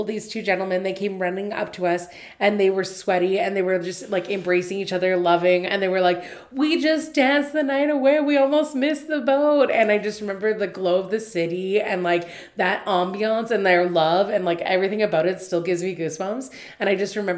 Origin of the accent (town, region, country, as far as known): Canada